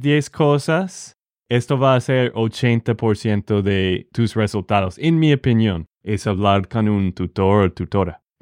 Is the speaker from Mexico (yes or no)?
no; Texas, United States; de Texas, Estados Unidos